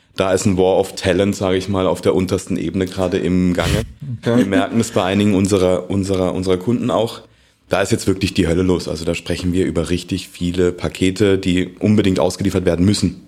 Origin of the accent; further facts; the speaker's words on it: Mannheim, Baden-Württemberg, Germany; ich komme aus Mannheim